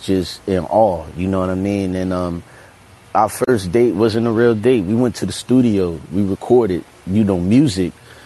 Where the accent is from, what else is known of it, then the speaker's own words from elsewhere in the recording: New York City, New York, United States; I was born in New York City in Brooklyn. And just my neighborhood, Fort Greene, was like a epicenter of culture at the time